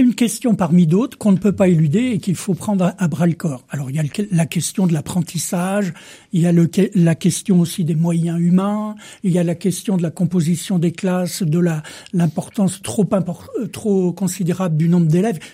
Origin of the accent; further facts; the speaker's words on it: Vendée, Pays de la Loire, France; je suis de Vendée